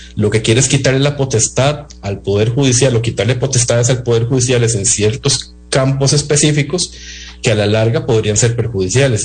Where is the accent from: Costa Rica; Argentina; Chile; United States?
Costa Rica; Nosotros como costarricenses